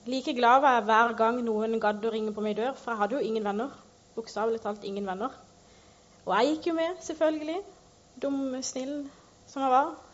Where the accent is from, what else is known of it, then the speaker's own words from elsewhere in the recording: Northern Norway, Norway; Jeg kommer egentlig fra Nord-Norge, så jeg bare bytta med dialekter.